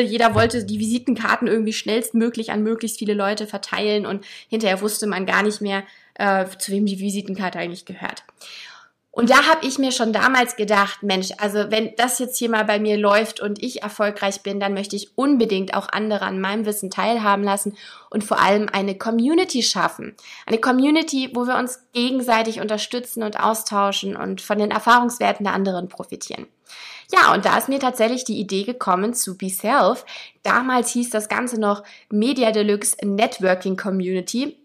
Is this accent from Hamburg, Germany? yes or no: yes; Hamburg, Germany; meine Heimatstadt